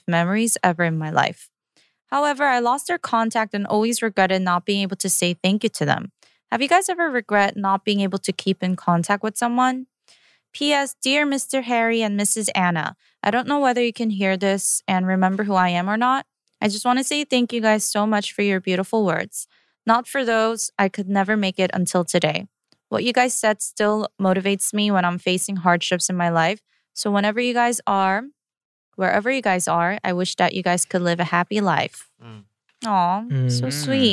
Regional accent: South Korea; moved away; also born or lived in United States; when I was growing up, especially when I immigrated to America from Korea

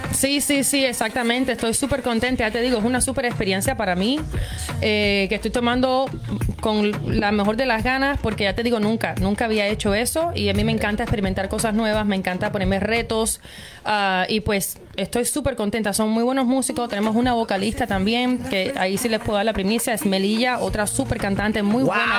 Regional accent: Cuba; also born or lived in Cayman Islands / Miami; now in Montreal, Canada; desde que salí de Cuba, eh, viví en Islas Caimán, viví en, Miami

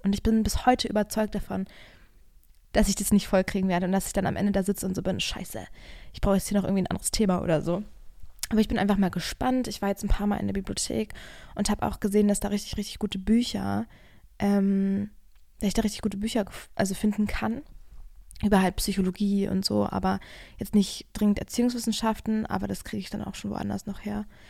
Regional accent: Germany; now in Berlin, Germany; weil ich bin ja hier in der Nähe zur Schule gegangen.

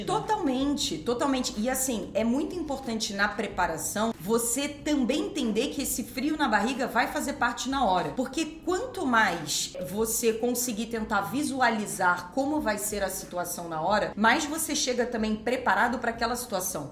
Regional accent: Rio de Janeiro, Brazil; eu sou carioca

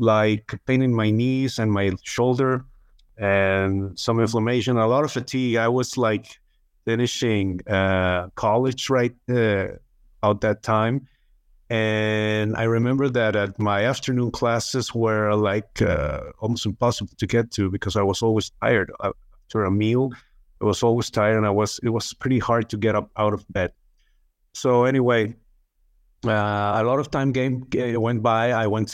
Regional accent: Chihuahua, Mexico; I'm from Chihuahua, Mexico, where it's another state, Mexican, another state that is neighboring Texas in the United States.

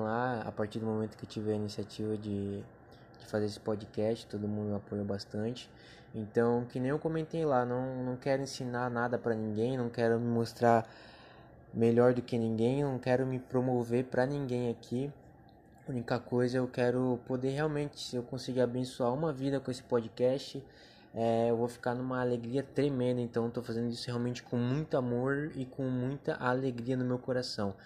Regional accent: Joinville, Santa Catarina, Brazil; sou natural de Joinville, Santa Catarina, onde moro e habito aqui há 23 anos

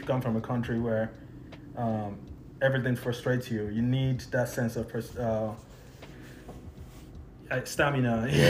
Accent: Nigeria; now in Canada; I came to Canada as a Nigerian, and then over time I became Canadian.

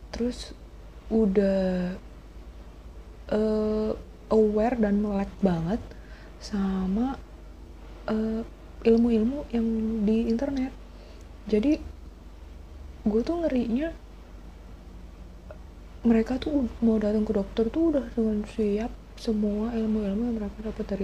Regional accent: Tangerang, Banten, Indonesia; also born or lived in Surabaya; now in Jakarta, Indonesia; padahal gue aslinya orang Tangerang men gue uh, besar Tangerang sekolah dari TK sampai SMA di Tangerang terus gue pergi kuliah di Surabaya

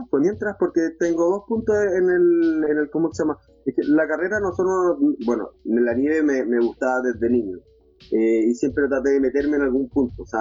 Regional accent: Los Ángeles, Biobío, Chile; also born or lived in Santiago; Y soy, de, soy oriundo de Los Ángeles, ya, eh, de la ciudad de Los Ángeles, de esta región.

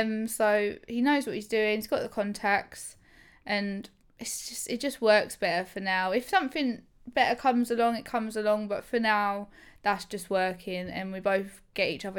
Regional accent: England, United Kingdom; I'm proper, I'm proper English, me

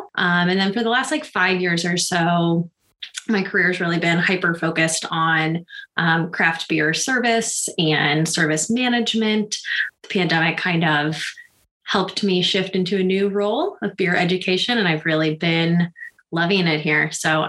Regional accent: Columbia, Missouri, United States; I'm calling from Columbia, Missouri, which is my hometown.

